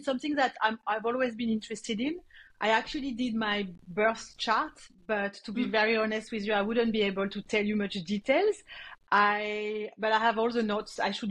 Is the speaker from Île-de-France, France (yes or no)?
no; near Montpellier, Occitania, France; accent: French; English is a second language; also born or lived in New Caledonia; now in Sydney, Australia; I was born in France, next to Montpellier, a little town next to Montpellier